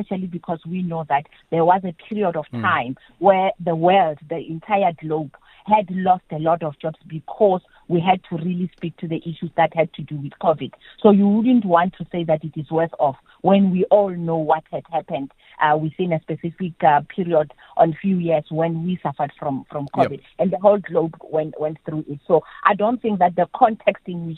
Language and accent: English; South Africa